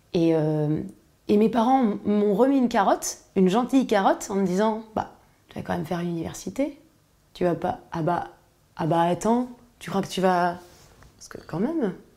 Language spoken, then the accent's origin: French; Paris, Île-de-France, France; je suis née à Paris